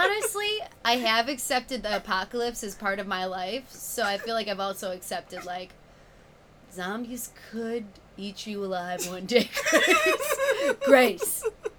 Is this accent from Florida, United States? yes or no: no; Chicago, Illinois, United States; accent: Chicago; now in California, United States; I started in Chicago, just moved out here like 6 months ago. I can hear my Chicago accent and my California accent starting to blend into something strange.